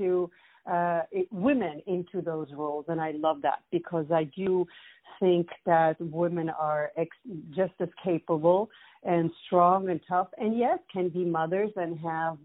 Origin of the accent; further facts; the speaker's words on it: Switzerland; moved away as an adult; also born or lived in Italy / New York; now in United States; I was born in Switzerland, but my mom is Greek, and my father was Italian